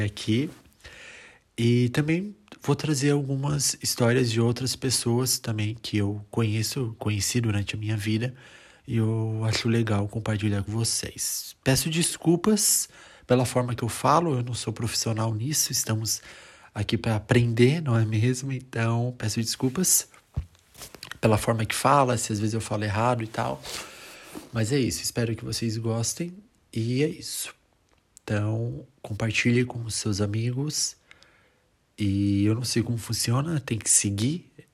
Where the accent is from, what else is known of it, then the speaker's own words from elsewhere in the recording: Brazil; moved away as an adult; also born or lived in northern Italy; now in Italy; sou brasileiro e atualmente eu moro aqui na Itália, no norte da Itália, aproximadamente dois anos